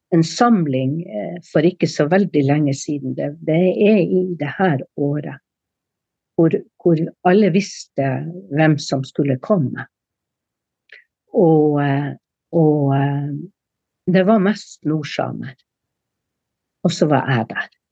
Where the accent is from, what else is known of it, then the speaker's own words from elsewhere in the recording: Sør-Varanger, Finnmark, Norway; fornorskningspolitikken med dens tiltak var sterkest i Sør-Varanger, altså i min okay. kommune